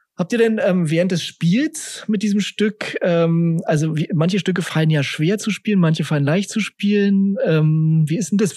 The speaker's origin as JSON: {"language": "German", "region": "Berlin", "country": "Germany", "tie": "born or raised there", "said": "ich bin ja im Westend aufgewachsen"}